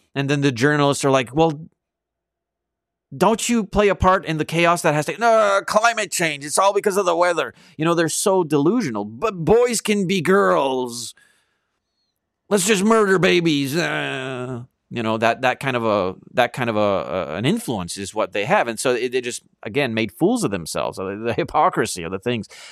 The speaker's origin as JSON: {"language": "English", "country": "Canada"}